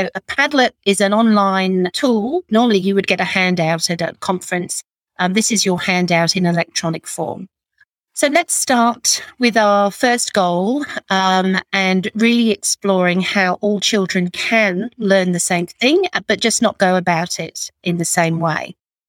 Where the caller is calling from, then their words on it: Sydney, New South Wales, Australia; I'm joining you from the Northern Beaches in Sydney on the lands of the Gadigal people.